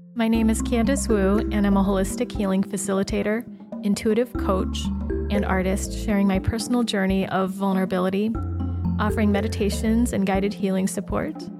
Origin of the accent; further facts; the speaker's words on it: United States; my ethnicity and my experience as Chinese American